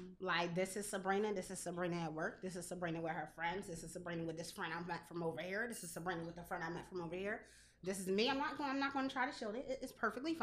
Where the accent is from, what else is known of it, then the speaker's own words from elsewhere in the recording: Lawnside, New Jersey, United States; my hometown